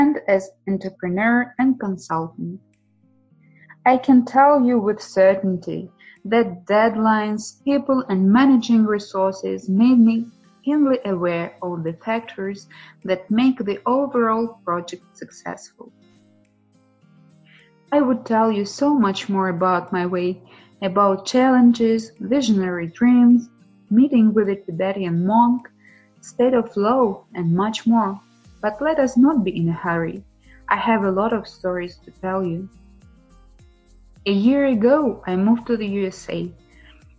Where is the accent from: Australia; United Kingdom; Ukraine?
Ukraine; also born or lived in Saratov, Russia; I was born in Saratov, a beautiful city in Russia on the bank of the river Volga, but my parents decided to move to Ukraine soon after my birth